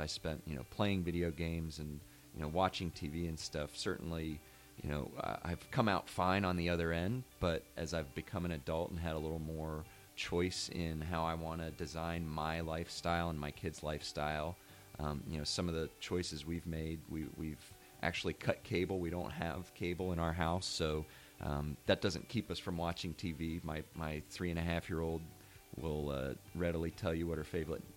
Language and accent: English; West Chester, Ohio, United States; now in Mason, United States; I grew up close by in Westchester